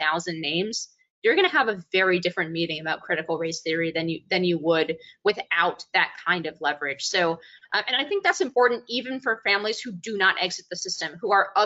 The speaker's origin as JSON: {"language": "English", "area": "Bay Area", "region": "California", "country": "United States", "tie": "born or raised there", "said": "the very liberal town in which I grew up in the Bay Area in California"}